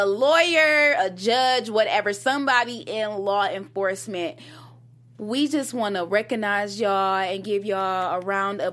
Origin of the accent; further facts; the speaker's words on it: Detroit, Michigan, United States; moved away; I was from Detroit